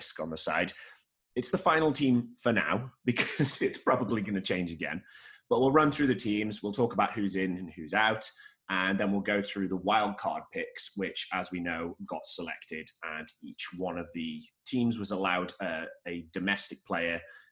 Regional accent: Staffordshire, West Midlands, United Kingdom; I'm from Staffordshire

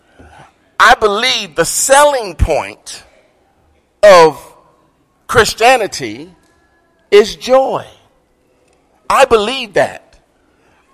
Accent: Martin, Tennessee, United States; moved away; I grew up in Martin, Tennessee, with Tony Kelly

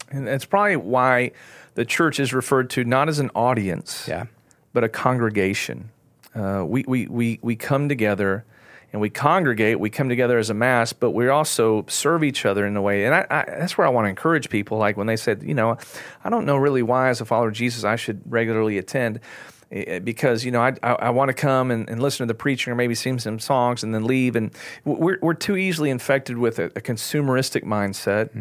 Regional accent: Texas, United States; I'm an American, I'm a Texan

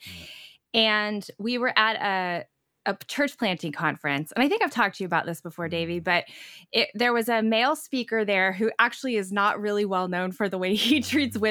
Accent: Oklahoma, United States; moved away as an adult; also born or lived in Chicago area; I grew up in Oklahoma

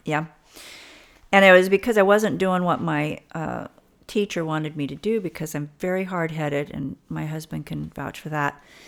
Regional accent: Alamosa, Colorado, United States; born and raised in Southern Colorado in a little, um, high mountain valley town, Alamosa, Colorado

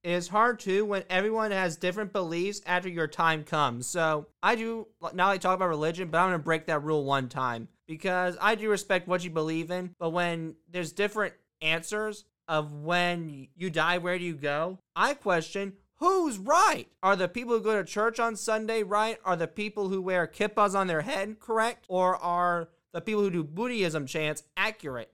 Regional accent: Indiana, United States; Indiana happens to be my hometown.

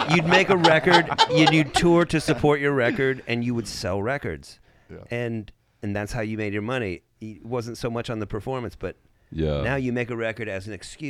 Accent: United States; I'm American.

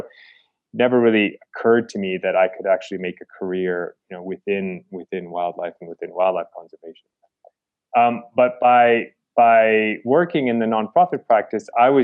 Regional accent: Chicago, Illinois, United States; moved away as an adult; also born or lived in India / Argentina; now in Kenya; I was born in Chicago. Primarily, I grew up in the suburbs of Chicago

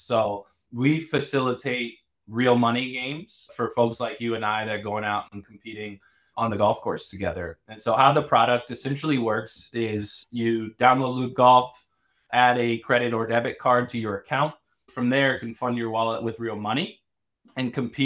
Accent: Chapel Hill, North Carolina, United States; moved away as an adult; also born or lived in Williamsburg, Virginia / Europe; now in San Francisco, United States; I'm originally from Chapel Hill, North Carolina. So I kind of grew up in the hotbed of college basketball

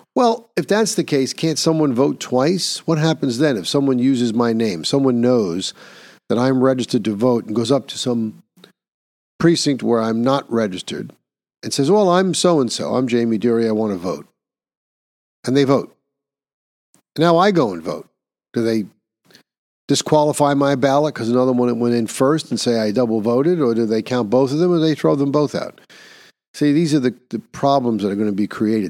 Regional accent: New York, United States; my home state of New York

